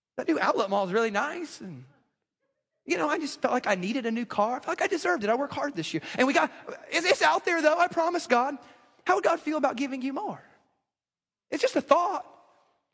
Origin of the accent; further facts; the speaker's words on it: the South, United States; I grew up in the South